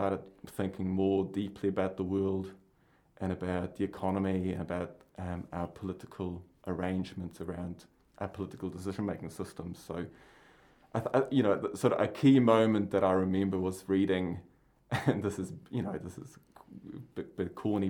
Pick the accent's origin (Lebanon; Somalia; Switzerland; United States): Switzerland; Basel, Basel-Stadt; moved away as an adult; also born or lived in Palmerston North, New Zealand; now in New Zealand; I grew up in Switzerland on the other side of the planet, so my mountains are gigantic and huge, covered in snow most of the time of the year. And I grew up in a city called Basel